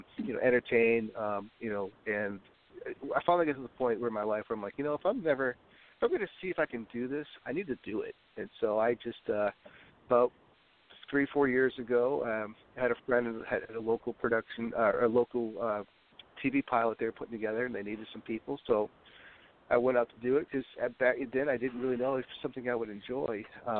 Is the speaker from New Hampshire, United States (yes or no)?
yes; New Hampshire, United States; born there; also born or lived in New York / Wisconsin / Tennessee / Italy; I was born in the New England states, New Hampshire. I've lived in upstate New York. I've lived in Wisconsin, Tennessee.